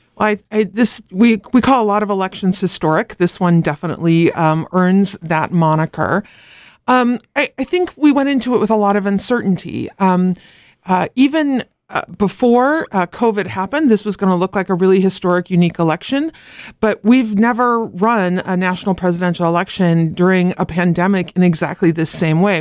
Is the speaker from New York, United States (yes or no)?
no; Oregon, United States; moved away; I grew up in Oregon where there'd been ma, all mail-in ballot for ever and ever.